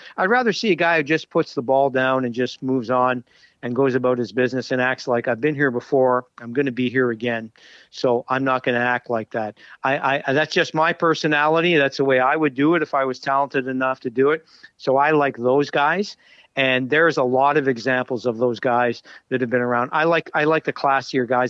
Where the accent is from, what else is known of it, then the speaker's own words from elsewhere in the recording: Montreal, Quebec, Canada; I grew up in Montreal